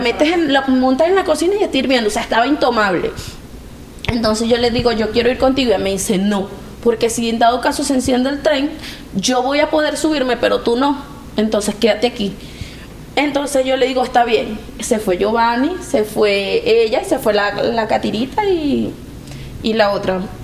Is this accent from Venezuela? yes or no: yes; Venezuela; moved away as an adult; somos de Venezuela